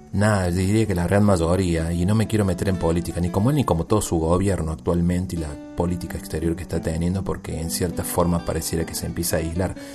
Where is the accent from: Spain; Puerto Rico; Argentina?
Argentina; now in Tijuana, Mexico; soy un tijuanense nacido en Argentina